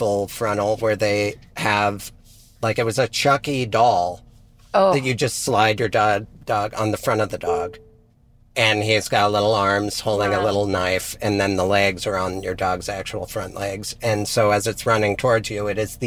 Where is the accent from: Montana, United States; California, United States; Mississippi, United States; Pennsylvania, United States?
Montana, United States; moved away; I grew up in Montana where there's nothing